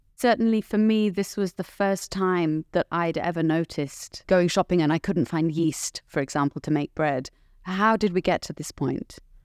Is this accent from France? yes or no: no; United Kingdom; I'm British